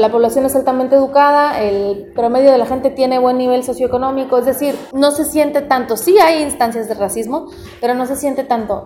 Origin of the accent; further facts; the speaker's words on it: Mexico; also born or lived in United States; now in New York, United States; nací en Estados Unidos Unidos además, pero me crié en México de padres mexicanos